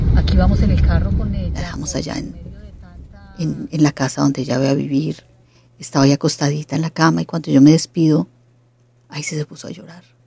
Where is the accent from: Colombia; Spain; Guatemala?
Colombia; yo soy colombiana